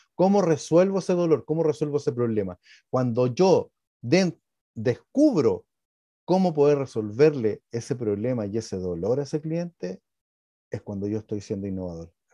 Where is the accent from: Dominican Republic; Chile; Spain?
Chile; estamos dentro del país de Chile. Nosotros estamos dentro de un ecosistema que somos todos chilenos